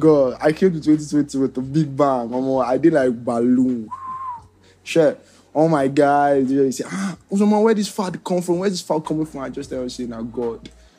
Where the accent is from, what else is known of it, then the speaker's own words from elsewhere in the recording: Enugu, Enugu State, Nigeria; we're both Enugu boys.